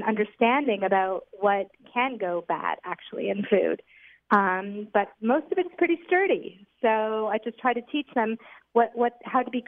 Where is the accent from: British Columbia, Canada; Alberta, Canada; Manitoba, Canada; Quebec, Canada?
Quebec, Canada; Montreal; moved away as an adult; now in Ra'anana, Israel; I'm from Montreal. I'm 48, the mother of three boys, and have been living in Ranat for the past 5 years.